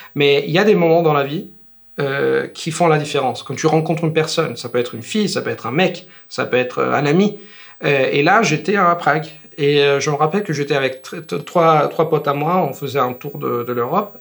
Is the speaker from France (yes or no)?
no; Italy; French is a second language; je suis italien et je suis prof